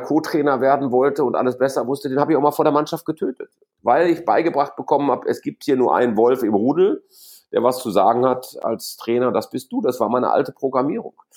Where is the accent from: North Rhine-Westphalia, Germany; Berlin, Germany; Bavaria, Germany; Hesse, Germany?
North Rhine-Westphalia, Germany; Gelsenkirchen; moved away as an adult; also born or lived in Essen / Frankfurt; Wir, wir hier im Ruhrgebiet, ich bin in Essen geboren, mhm. auf Schalke groß geworden